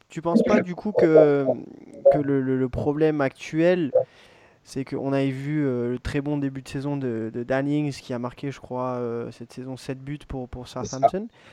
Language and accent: French; France; en tant que Français